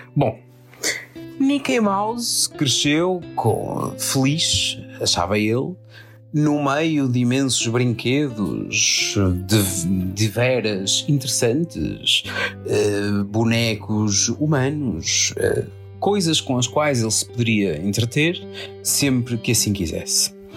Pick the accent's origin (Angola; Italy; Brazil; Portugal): Portugal; como bom português